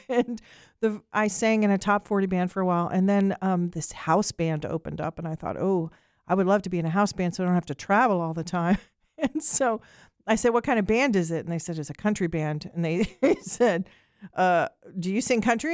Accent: Ireland; I'm Irish, and I grew up on Irish music

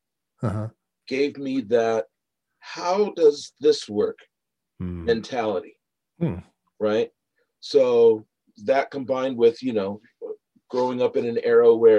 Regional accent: Lakewood, Washington, United States; also born or lived in Ellensburg; Lakewood, where I grew up

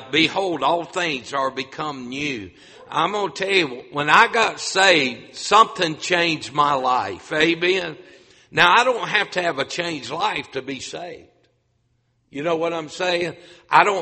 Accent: North Carolina, United States; moved away as an adult; also born or lived in Grand Rapids, Michigan; a North Carolina boy pastored up north

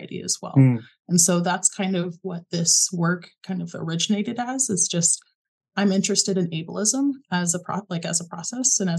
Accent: Springfield, Missouri, United States; moved away; But I'm actually from Springfield, and that's Springfield, Missouri, which is where Missouri State is based out

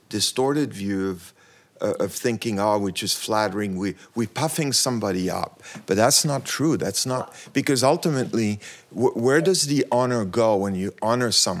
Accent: Switzerland; now in United States; I'm from Switzerland originally, and I've been in the U S for a long time

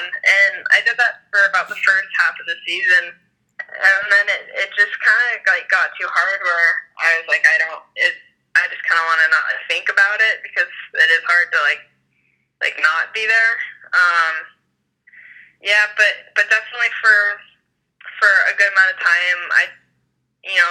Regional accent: Mount Hood, Oregon, United States; I love growing up on Mount Hood, and I love coming home to it

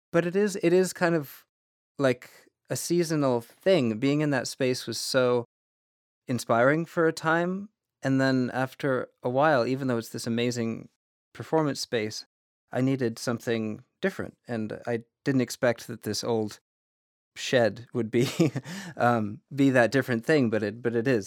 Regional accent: Vermont, United States; growing up in Vermont

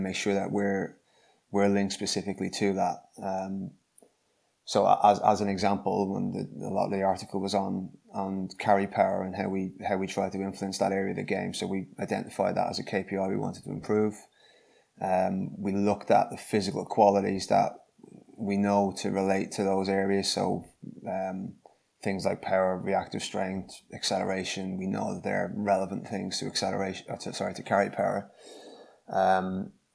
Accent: Dublin, Leinster, Ireland; moved away as an adult; now in Gloucester, United Kingdom; I'm from Dublin in Ireland, as you can guess from the accent

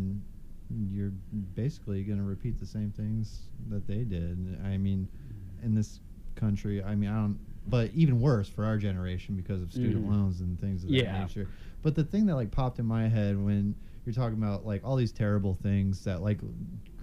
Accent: St. Louis, Missouri, United States; also born or lived in Springfield; moved from Springfield to St. Louis when I was... Yeah, about seven when my parents divorced

